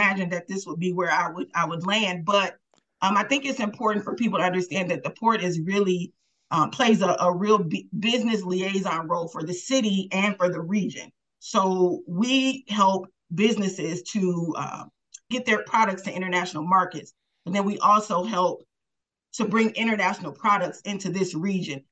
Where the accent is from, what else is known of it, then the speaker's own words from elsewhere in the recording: Milwaukee, Wisconsin, United States; I was born and raised in Milwaukee, raised by my grandmother, grew up in 33rd and Walnut